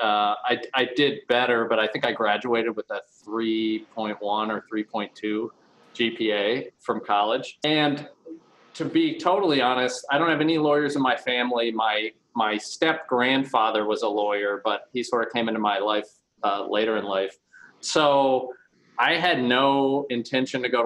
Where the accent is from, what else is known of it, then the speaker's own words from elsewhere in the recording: Kentucky, United States; I grew up in Kentucky. So I grew up actually on a farm out in about 40 minutes northeast of Louisville, Kentucky